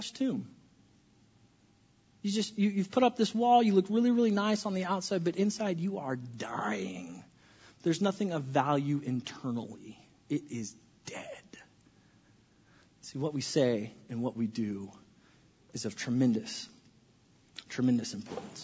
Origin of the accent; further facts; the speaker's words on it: California, United States; I grew up in California, and our state was always on fire